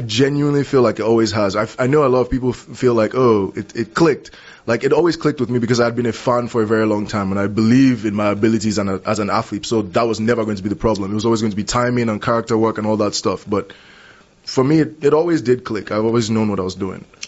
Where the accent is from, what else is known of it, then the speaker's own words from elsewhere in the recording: Lagos, Nigeria; moved away as an adult; grew up in Lagos, Nigeria. I was mm. born there. I grew up there. Spent 19 years of my life there